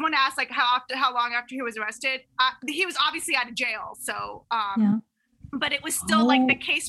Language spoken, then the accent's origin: English; Tampa, Florida, United States; I'm from Florida. Insert joke here. But I grew up in Tampa